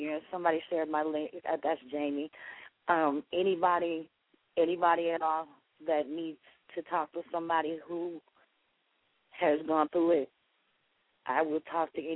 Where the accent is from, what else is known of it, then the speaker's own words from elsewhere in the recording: Indianapolis, Indiana, United States; I'm from Indianapolis